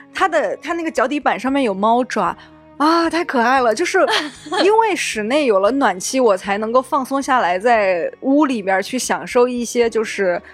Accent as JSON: {"language": "Chinese", "region": "Sichuan", "country": "China", "said": "我们四川人冬天一定会玩儿的事情"}